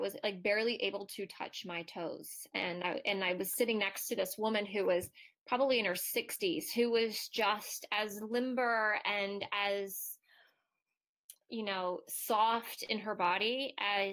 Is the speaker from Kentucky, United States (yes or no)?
no; Ohio, United States; I'm Midwestern from Ohio